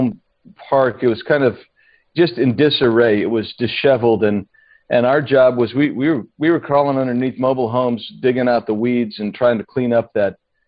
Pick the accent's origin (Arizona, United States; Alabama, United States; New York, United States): Arizona, United States; Tucson; I grew up in Tucson